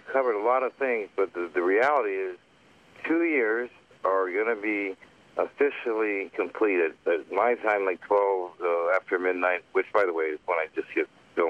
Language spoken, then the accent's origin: English; Canada; Yeah, I'm actually Canadian.